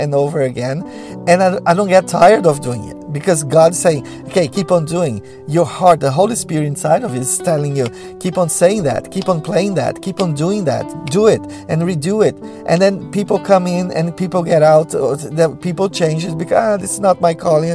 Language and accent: English; Brazil; first language Portuguese; English is a second language; moved away